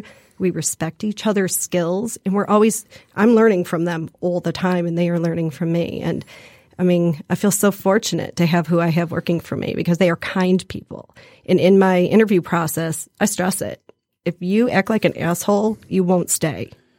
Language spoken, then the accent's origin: English; Detroit, Michigan, United States; also born or lived in Illinois; My kids both went off to college and I said I'd like to go back home. I'm from Detroit, grew up in Detroit.